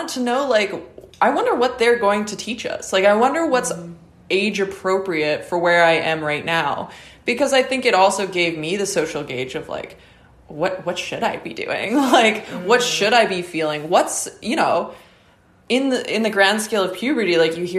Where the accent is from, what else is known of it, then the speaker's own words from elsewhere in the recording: Calgary, Alberta, Canada; I grew up also in Calgary